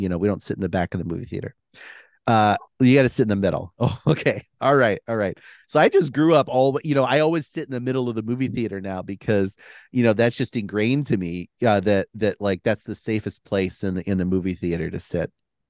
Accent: Philippines; so growing up in the Philippines, there's a lot of cobras. There's a lot of snakes.

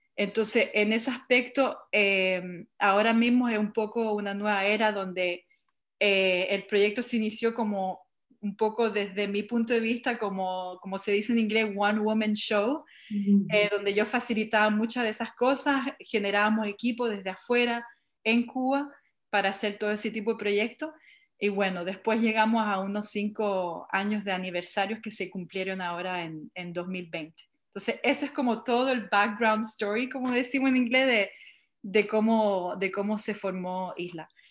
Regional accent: Montreal, Quebec, Canada; soy de origen chilena, nacida en Montreal

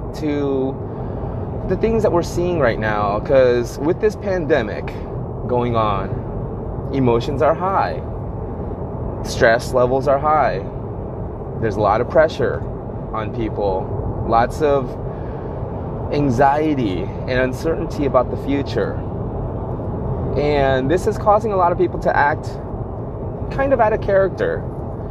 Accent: United States; I'm Asian American

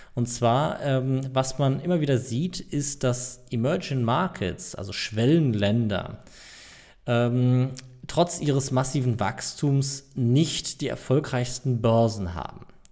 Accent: Germany; ich als Deutscher

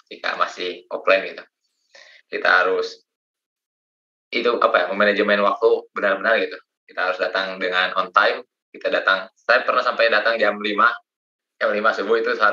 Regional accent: Rangkasbitung, Banten, Indonesia; saya dari Rangkas Bitung, Kang

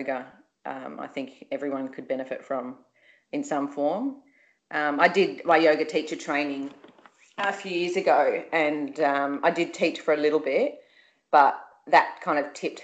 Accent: Byron Bay, New South Wales, Australia; grew up in Byron Bay

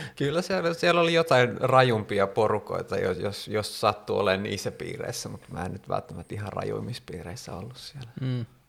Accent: Helsinki, Uusimaa, Finland; mä oon ite helsinkiläinen

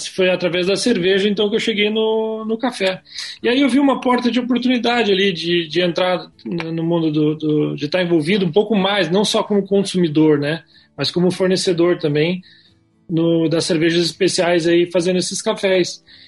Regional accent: Pelotas, Rio Grande do Sul, Brazil; moved away as an adult; now in Curitiba, Brazil; Porque eu sou lá de Pelotas lá. Mudei para cá.

